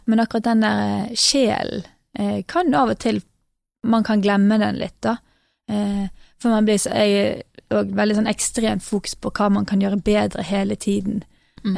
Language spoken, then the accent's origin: Norwegian; Norway; also born or lived in England; her hjemme i Norge